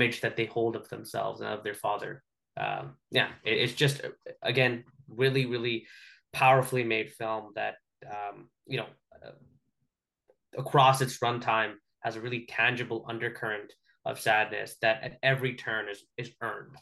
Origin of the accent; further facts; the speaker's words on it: Canada; we're Canadian